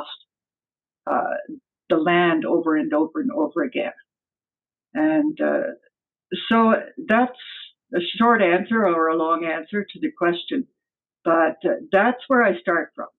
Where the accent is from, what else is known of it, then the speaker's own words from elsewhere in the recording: Ontario, Canada; I grew up in Ontario. I was born here